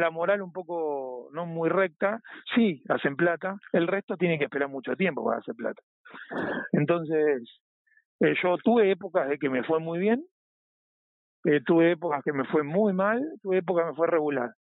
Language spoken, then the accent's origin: Spanish; Buenos Aires Province, Argentina; moved away as an adult; now in Spain; Yo soy de Buenos Aires, sí, no, de Capital Federal, sino de Buenos Aires, estoy a 45 minutos de, del obelisco